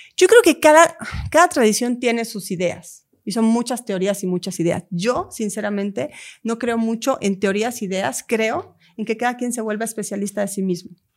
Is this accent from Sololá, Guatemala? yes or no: yes; Lake Atitlán, Sololá, Guatemala; Hay un lago en Guatemala que es mi lugar sagrado, que es donde yo crecí. Es un lago, el lago de Atitlán, con tres volcanes.